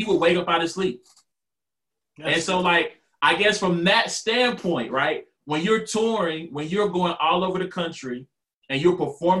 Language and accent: English; Louisiana, United States; moved away; I'm from Louisiana